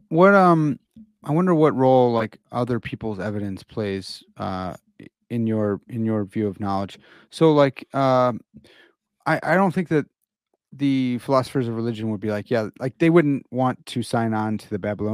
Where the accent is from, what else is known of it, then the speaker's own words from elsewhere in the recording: Midwest, United States; and I'm from the Midwest.